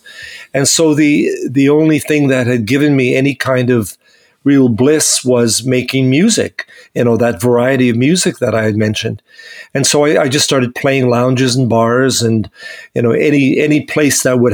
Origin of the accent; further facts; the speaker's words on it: Winnipeg, Manitoba, Canada; I grew up in Winnipeg, and my parents were very musical